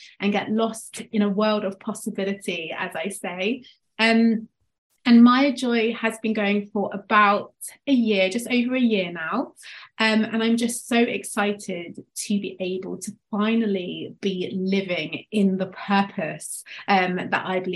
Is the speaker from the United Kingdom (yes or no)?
yes; England, United Kingdom; now in Devon, United Kingdom; you can tell from my accent, I'm from England, but I live in a place which lacks in cultural diversity. A small city in the southwest called Devon, so it's the countryside.